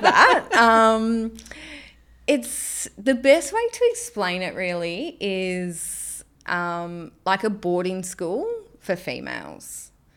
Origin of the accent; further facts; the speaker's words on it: Melbourne, Victoria, Australia; also born or lived in Cairns; now in Townsville, Australia; I grew up in Melbourne.